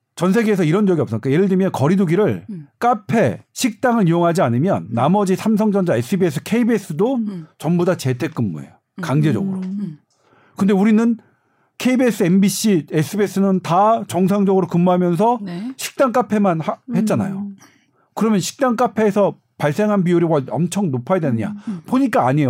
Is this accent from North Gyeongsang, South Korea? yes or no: no; Seoul, South Korea; 저는 뭐냐면 서울이라고 좀 여기 뭐 저 강북이거든요. 서울에